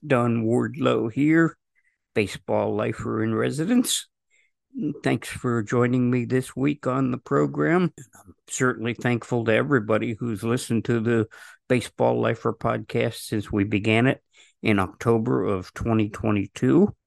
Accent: New Jersey, United States; growing up in Jersey

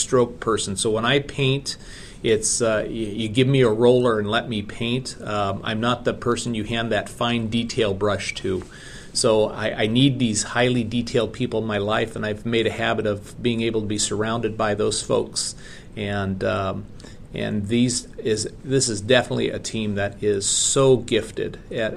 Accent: Ohio and Kansas, Midwest, United States; moved away as an adult; also born or lived in West Coast; now in Kentucky, United States; I grew up in Ohio and Kansas, so came from the Midwest

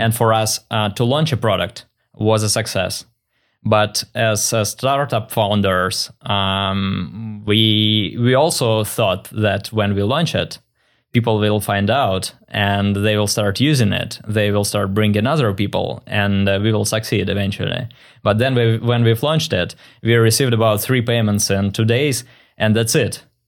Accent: Russia; moved away as an adult; also born or lived in Saint Petersburg, Russia; now in Vancouver, Canada; I was born in Russia

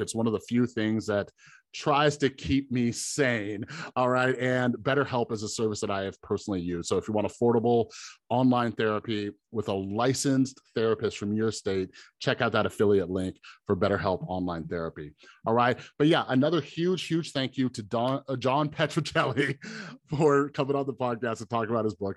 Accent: Las Vegas, Nevada, United States; I'm from Vegas

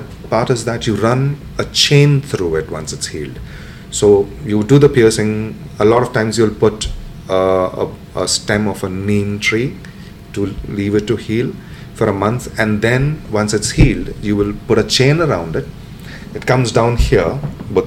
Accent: Mumbai, Maharashtra, India; I come from Mumbai

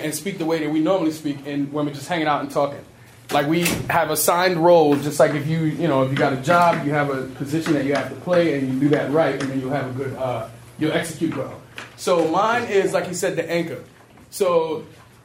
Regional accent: New York City, New York, United States; I was born and raised in the Bronx. Grew up in the city

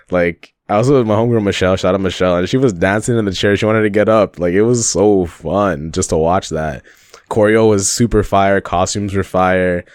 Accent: Toronto, Ontario, Canada; a Canadian man from Toronto, living in Toronto

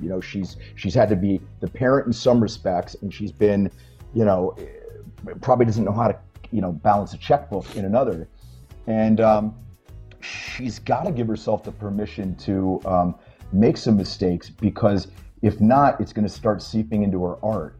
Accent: Pennsylvania, United States; my little hometown of Pennsylvania

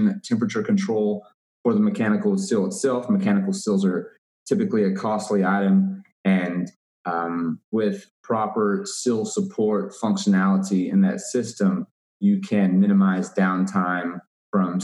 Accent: Waco, Texas, United States; I'm from Waco, Texas.

